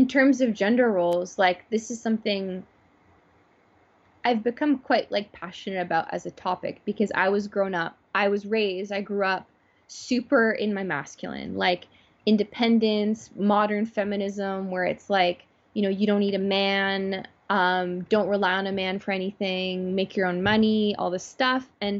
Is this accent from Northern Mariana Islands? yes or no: no; Toronto, Ontario, Canada; born or raised there